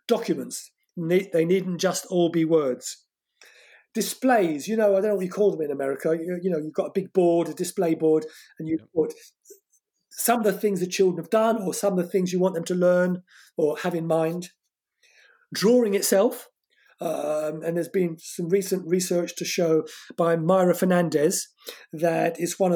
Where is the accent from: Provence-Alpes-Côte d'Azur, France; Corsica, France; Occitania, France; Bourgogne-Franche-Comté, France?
Corsica, France; first language French; English is a second language; moved away; my home country, Corsica, a French colony.